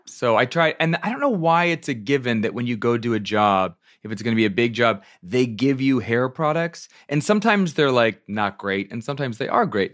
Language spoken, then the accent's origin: English; Virginia, United States; also born or lived in upstate New York; I'm from, from upstate New York, but I was raised in Virginia, so I started going to arena stage as a kid